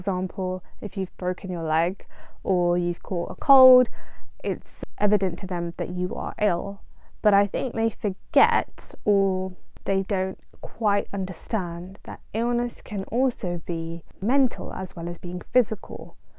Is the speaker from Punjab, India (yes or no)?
yes; Punjab, India; now in United Kingdom; I am Indian, I am Punjabi, and my parents came to the UK from India.